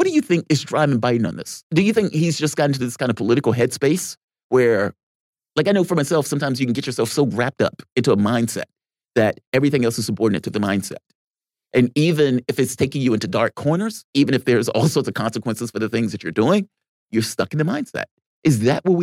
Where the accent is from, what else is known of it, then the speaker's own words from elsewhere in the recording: United States; as an American